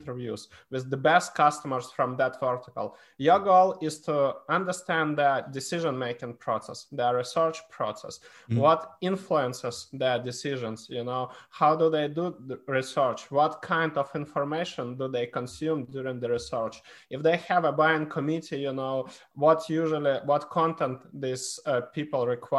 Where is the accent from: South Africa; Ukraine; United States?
Ukraine; I was born in Ukraine. I'm half Polish, half Ukrainian.